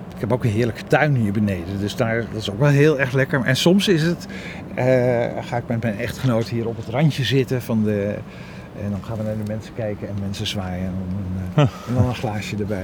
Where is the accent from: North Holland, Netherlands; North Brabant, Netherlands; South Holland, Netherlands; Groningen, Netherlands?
Groningen, Netherlands; moved away; also born or lived in Amsterdam; Ik kom uit Groningen